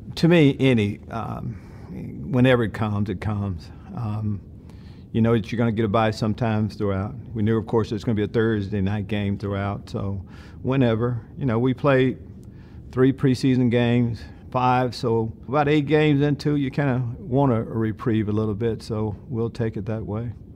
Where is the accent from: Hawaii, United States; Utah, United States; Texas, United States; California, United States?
Texas, United States; East; I grew up in East Texas